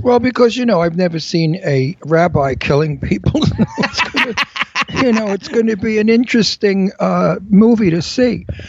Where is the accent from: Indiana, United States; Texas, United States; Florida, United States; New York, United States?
New York, United States; also born or lived in Pennsylvania; now in California, United States; I'm a New Yorker.